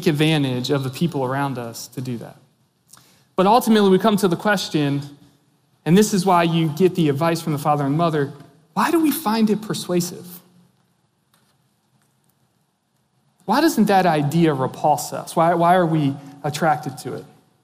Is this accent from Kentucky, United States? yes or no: no; Maryland, United States; I grew up in Maryland, in the hills of Maryland, right on the Appalachian Trail